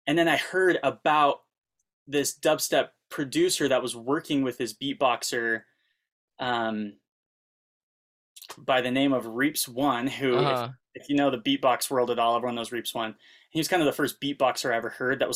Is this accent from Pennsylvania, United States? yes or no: no; Utah, United States; now in Los Angeles, United States; I am from Utah. I live in Los Angeles